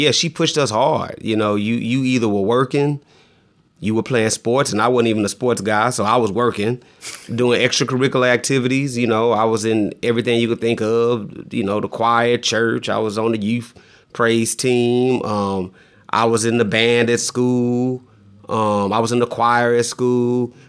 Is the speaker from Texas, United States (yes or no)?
yes; San Antonio, Texas, United States; also born or lived in Fort Leonard Wood, Missouri / Germany; I always say that I'm from San Antonio, because that's where I grew up and that's the city that I remember the most. But I'm actually from and was born in Fort Leonard Wood, Missouri.